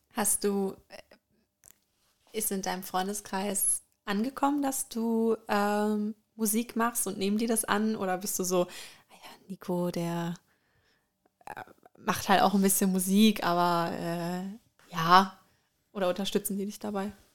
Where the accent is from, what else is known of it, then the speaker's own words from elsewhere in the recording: Germany; bei uns in Deutschland